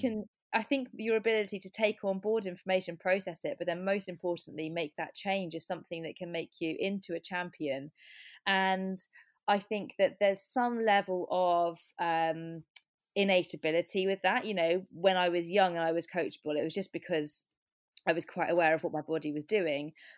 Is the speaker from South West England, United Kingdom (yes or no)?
yes; Cornwall, South West England, United Kingdom; I grew up in Cornwall